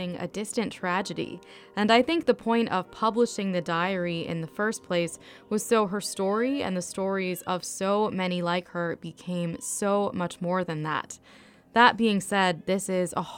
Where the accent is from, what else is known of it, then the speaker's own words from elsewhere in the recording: Williamsburg, Virginia, United States; I grew up in Williamsburg when there was no opera in Williamsburg at all